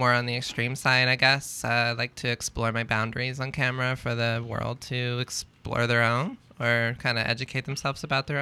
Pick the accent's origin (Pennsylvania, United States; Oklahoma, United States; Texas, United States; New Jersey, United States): Texas, United States; Dallas; moved away as an adult; now in Los Angeles, United States; I'm from Dallas. I've been living in Los Angeles